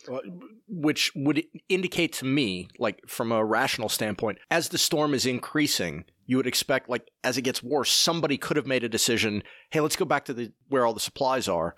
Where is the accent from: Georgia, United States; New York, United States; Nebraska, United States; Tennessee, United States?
Tennessee, United States; Oak Ridge; also born or lived in Aiken, South Carolina; I grew up in Oak Ridge, Tennessee, and have spent time in Aiken, South Carolina